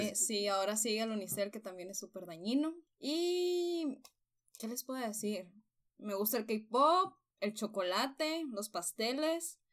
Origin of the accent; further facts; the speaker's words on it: Nogales, Sonora, Mexico; moved away as an adult; now in Hermosillo, Mexico; Yo soy de Nogales